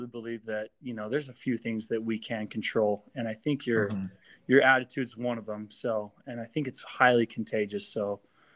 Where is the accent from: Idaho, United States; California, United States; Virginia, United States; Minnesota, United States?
Idaho, United States; Pocatello; I was born and raised in Pocatello, Idaho. I grew up here my whole life.